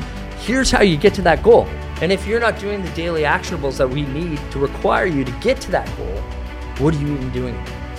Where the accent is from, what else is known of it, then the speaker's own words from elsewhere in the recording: Canada; And you know, just because I'm from Canada doesn't mean that I'm French, eh?